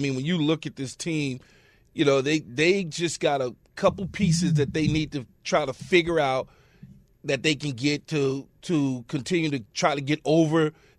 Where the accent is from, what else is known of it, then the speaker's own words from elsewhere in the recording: New York, United States; Hey, I'm from New York.